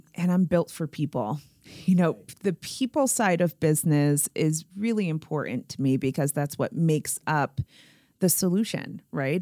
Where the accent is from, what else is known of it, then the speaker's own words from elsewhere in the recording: Springfield, Massachusetts, United States; I was born and raised in Springfield, Massachusetts